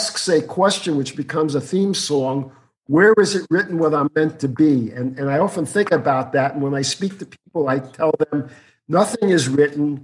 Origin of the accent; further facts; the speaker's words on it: New York City, New York, United States; moved away as an adult; also born or lived in Ohio; I was born and raised in Brooklyn.